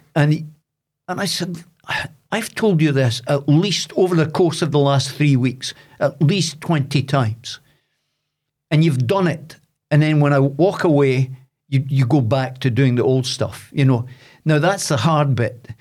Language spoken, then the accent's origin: English; Dundee, Scotland, United Kingdom; now in Aberdeen, United Kingdom; I'm from Loughy in Dundee, but I now live in Aberdeen.